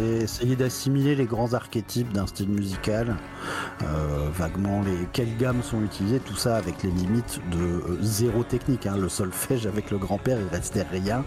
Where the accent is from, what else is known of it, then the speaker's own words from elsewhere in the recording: Épernay, Grand Est, France; moved away as an adult; also born or lived in Metz / Berlin; j'ai grandi à Épernay, qui est une petite ville là où on fait du, champagne